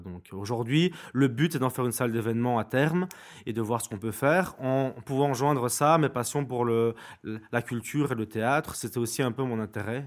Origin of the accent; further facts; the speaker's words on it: Binche, Wallonia, Belgium; Je suis de Binche, donc j'ai grandi à Binche